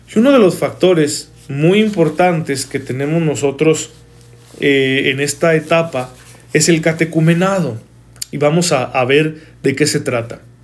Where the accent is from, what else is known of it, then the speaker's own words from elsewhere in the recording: Mexico; para nosotros como mexicanos